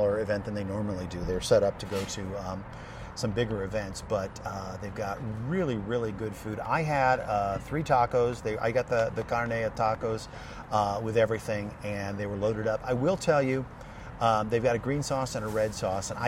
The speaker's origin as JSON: {"language": "English", "region": "New Mexico", "country": "United States", "tie": "born or raised there", "also_born_or_lived": "Southern California (the Southland)", "said": "I grew up in the Southland and in New Mexico"}